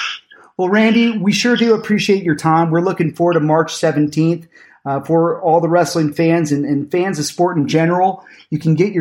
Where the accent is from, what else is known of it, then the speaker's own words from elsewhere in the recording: Spokane, Washington, United States; I'm from Spokane, Washington originally